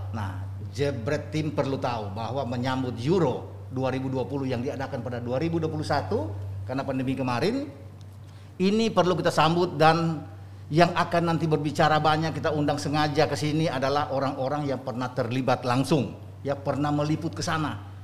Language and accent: Indonesian; Bandung, West Java, Indonesia; now in Jakarta, Indonesia; Saya dari Bandung pindah ke Jakarta. Jakarta.